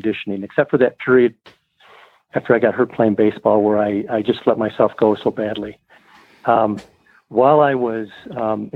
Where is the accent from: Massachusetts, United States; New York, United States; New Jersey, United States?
New York, United States; Jamestown; moved away as an adult; also born or lived in Provo, Utah; growing up in Jamestown and a great outdoor life there